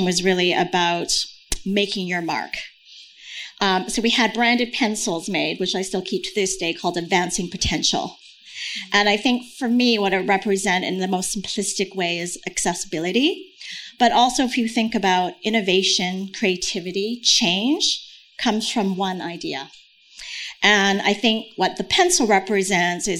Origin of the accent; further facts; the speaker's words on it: New York, United States; moved away; I'm a New Yorker